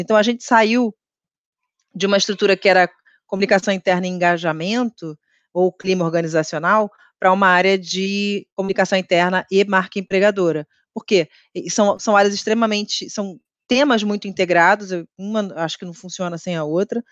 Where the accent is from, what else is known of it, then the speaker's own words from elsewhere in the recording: Rio de Janeiro, Brazil; sou carioca